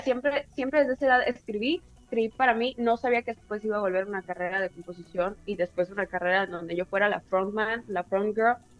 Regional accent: Tijuana, Baja California, Mexico; soy de Tijuana, entonces nos llega como mucha cultura de los gringos

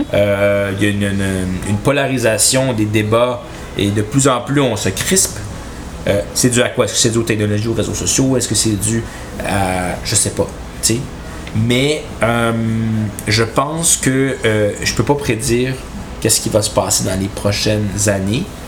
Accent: Chibougamau, Quebec, Canada; moved away; je, viens de Chibougamau, j'aime Chibougamau

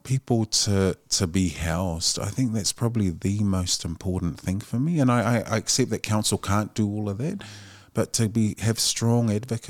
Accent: Otara, Auckland, New Zealand; Our family came up, we were raised on Preston Road in Otara.

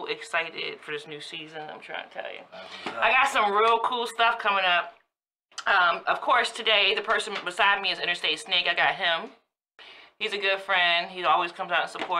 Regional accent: Woodbridge, Virginia, United States; born or raised there

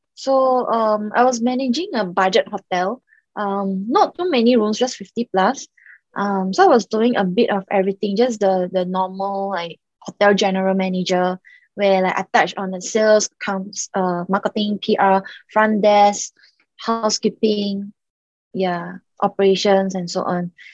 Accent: Singapore; also born or lived in Macau; I was actually born in Macau and I grew up in Singapore

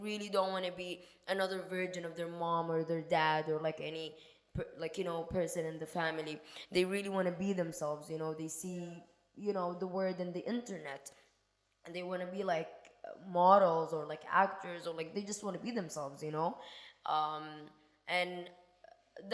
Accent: Sudan; I am not originally from there. I am from Sudan, Africa. And to be honest, I would say we're more open-minded, and like it's a Muslim country, of course, but the people are more open-minded.

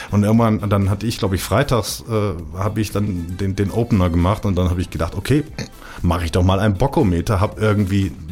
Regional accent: Rhineland, Germany; Ich bin im Rheinland groß geworden. Da ist der Umgangston sowieso ein klein bisschen anders als in der Schweiz.

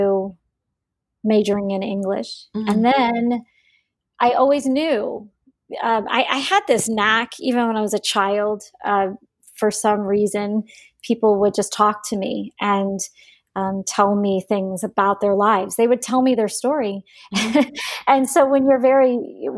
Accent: Prince George's County, Maryland, United States; also born or lived in Bayonne, New Jersey / Washington, D.C. / Virginia; I was born in Bayonne, New Jersey in 1966. When I was two, my family moved to Washington, D.C., and then we had a home in Maryland. So I was raised in Prince George's County

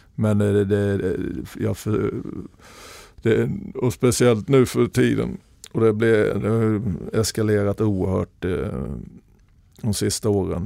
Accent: Småland, Sweden; moved away; also born or lived in Norway; jag var en tjurig smålänning

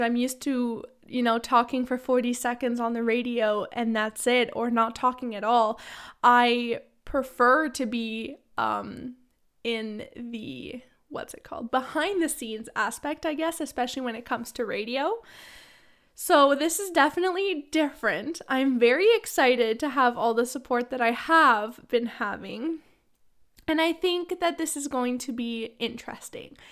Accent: Ottawa, Ontario, Canada; moved away as an adult; now in London; I'm from Ottawa

